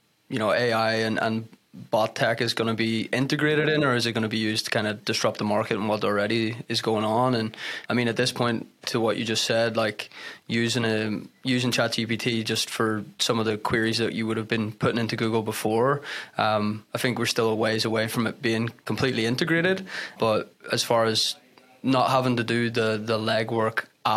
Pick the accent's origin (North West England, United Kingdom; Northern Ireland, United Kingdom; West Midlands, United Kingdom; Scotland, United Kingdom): Northern Ireland, United Kingdom; Belfast; moved away as an adult; I'm obviously not from here again. I'm from Belfast, Ireland, and moved over here in 2012